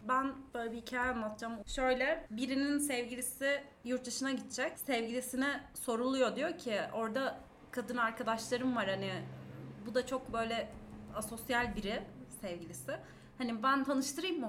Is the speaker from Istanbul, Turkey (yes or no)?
no; Diyarbakır, Diyarbakır Province, Turkey; Ben Diyarbakırlıyım